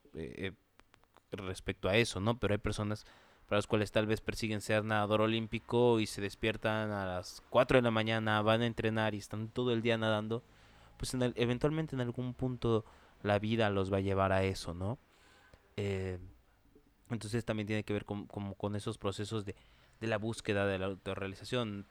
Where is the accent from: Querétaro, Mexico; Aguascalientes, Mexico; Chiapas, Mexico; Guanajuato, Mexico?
Chiapas, Mexico; yo soy de Chiapas